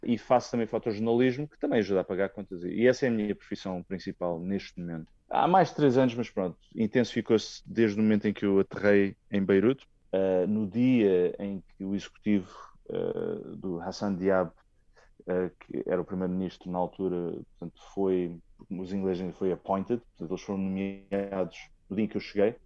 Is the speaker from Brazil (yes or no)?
no; Portugal; venho de Portugal